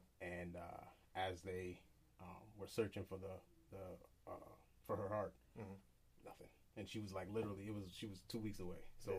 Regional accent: Jamaica; Because I'm Jamaican, which I shouldn't say, but because of Jamaican, they don't believe in like depression.

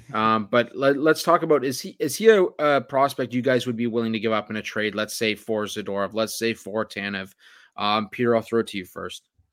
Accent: Oakville, Ontario, Canada; my hometown, Oakville, Ontario

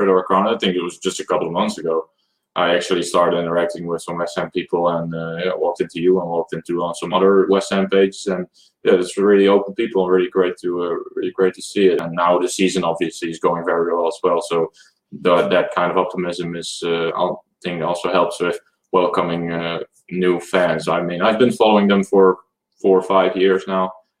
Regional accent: Netherlands; English is a second language; We're from the Netherlands.

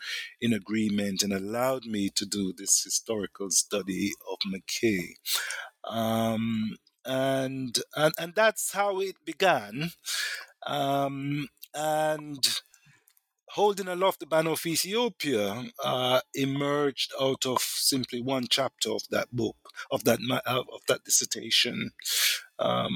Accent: Jamaica; I'm also from Jamaica, Black Jamaican

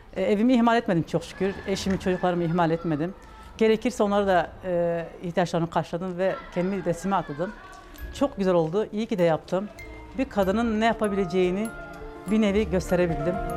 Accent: Batman Province, Turkey; 1976 ee, Batman doğumluyum.

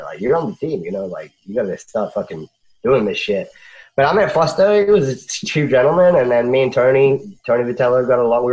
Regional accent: Australia; moved away as an adult; I'm Australian and like from pretty like ghetto life anyway.

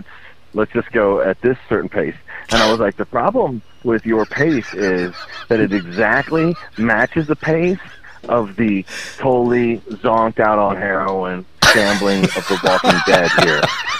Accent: Ireland; No, I'm Irish.

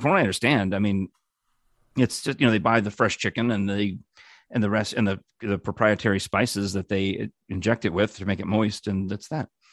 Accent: New York, United States; now in Knoxville, United States; as a New Yorker

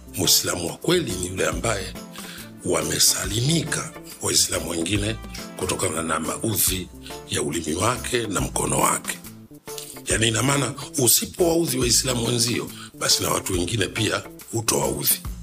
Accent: Rufiji, Pwani, Tanzania; mimi nimezaliwa Rufiji eh, eh, Rufiji ni wilaya katika mkoa wa Pwani

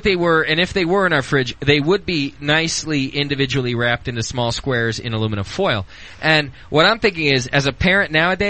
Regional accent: Whittier, California, United States; And I was growing up in Whittier.

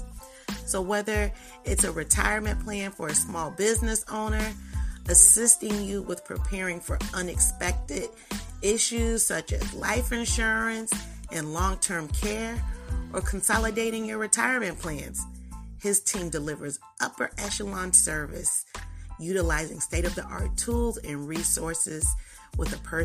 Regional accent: Massachusetts, United States; I'm from Massachusetts.

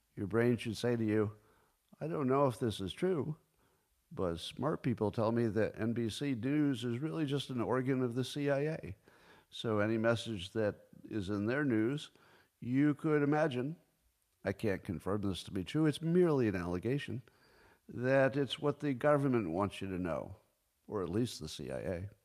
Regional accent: United States; I'm all American

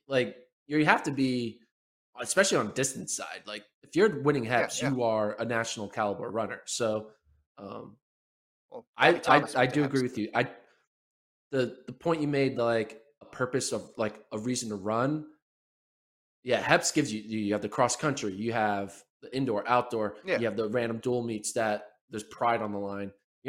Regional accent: Philadelphia, Pennsylvania, United States; also born or lived in Austin, Texas; I'm actually not from Manhattan, Kansas. I'm actually from Philadelphia area.

